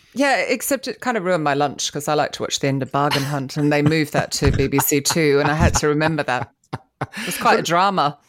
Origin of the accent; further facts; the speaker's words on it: Australia; also born or lived in England; now in London, United Kingdom; I'm Australian